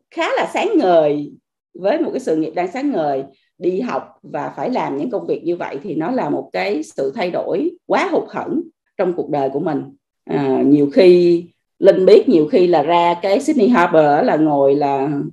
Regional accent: Vietnam; moved away as an adult; also born or lived in Australia; mình là người Việt Nam mình ở nước ngoài

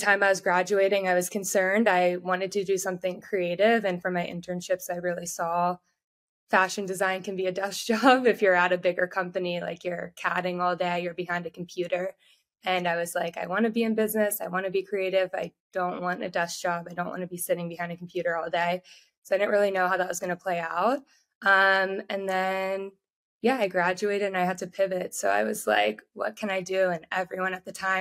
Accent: Atlanta, Georgia, United States; moved away as an adult; also born or lived in Texas; I'm from Atlanta, Georgia, originally

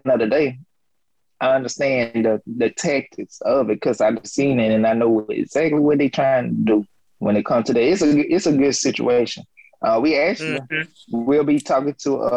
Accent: the South, United States; moved away; I'm from the South

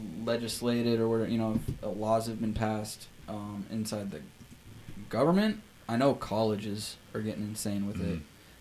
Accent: Loveland, Colorado, United States; moved away; Since I went back to Colorado, my hometown, even Loveland, it was insane. I grew up there.

